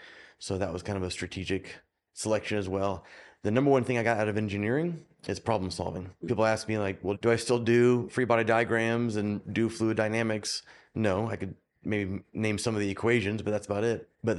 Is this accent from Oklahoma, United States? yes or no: yes; Oklahoma, United States; So I was the weirdo from Oklahoma that played ice hockey, and I loved it.